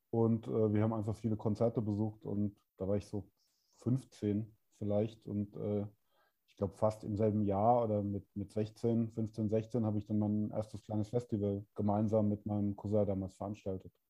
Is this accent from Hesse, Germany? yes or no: yes; Hesse, Germany; Also ich komme ursprünglich aus der geografischen Mitte von äh, Heidelberg und Darmstadt, also ganz Südhessen.